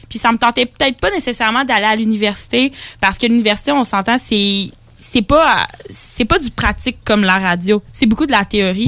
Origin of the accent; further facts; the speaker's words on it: La Pocatière, Quebec, Canada; je viens de l'Apocatière, dans le Bas-Saint-Laurent